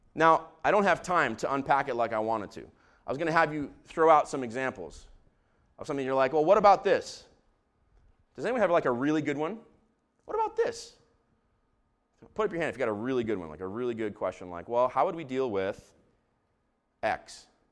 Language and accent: English; Israel; I grew up in Israel